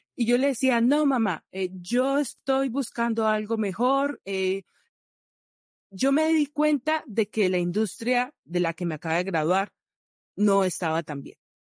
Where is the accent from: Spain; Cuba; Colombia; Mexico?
Colombia; Valle del Cauca; moved away; also born or lived in Bucaramanga, Colombia; yo soy valle vallecaucana